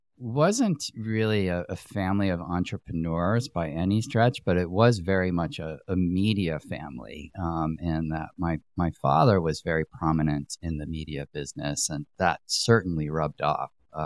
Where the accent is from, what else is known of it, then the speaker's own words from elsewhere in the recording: Greenwich, Connecticut, United States; I grew up in Connecticut, in Greenwich, Connecticut.